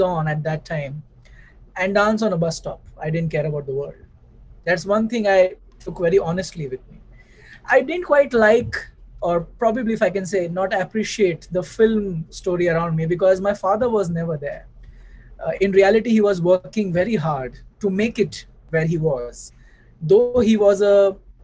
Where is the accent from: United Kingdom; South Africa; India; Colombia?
India; Mumbai, Maharashtra; I grew up in Bombay. I think my eyes open and I remember my early days in Bombay